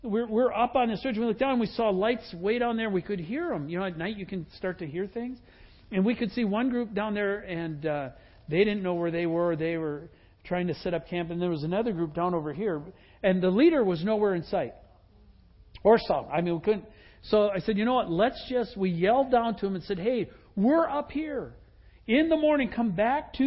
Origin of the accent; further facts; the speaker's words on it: Wisconsin, United States; moved away; I grew up in Wisconsin.